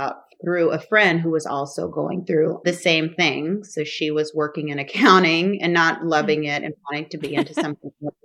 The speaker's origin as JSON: {"language": "English", "region": "Oklahoma", "country": "United States", "tie": "born or raised there", "also_born_or_lived": "Dallas", "moved": "as an adult", "lives_now": "Oakland, United States", "said": "I wasn't exposed to the business side of fashion growing up in Oklahoma"}